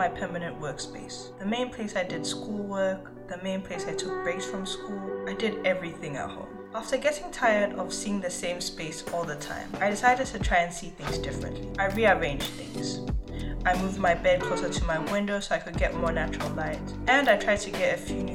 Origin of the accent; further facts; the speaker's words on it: Accra, Greater Accra, Ghana; also born or lived in Johannesburg, South Africa; now in Toronto, Canada; Growing up in Accra, Ghana and Johannesburg, South Africa, the architecture around me was very different to what I'm used to seeing in Toronto.